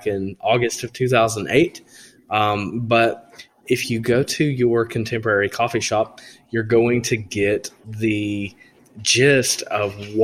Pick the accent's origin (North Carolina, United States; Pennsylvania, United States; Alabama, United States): Alabama, United States; Northwest; I was raised in the Bible Belt of Northwest Alabama